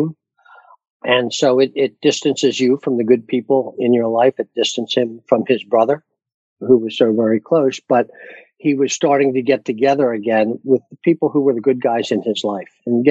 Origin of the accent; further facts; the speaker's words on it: Pennsylvania, United States; now in Delaware, United States; I'm originally from Pennsylvania.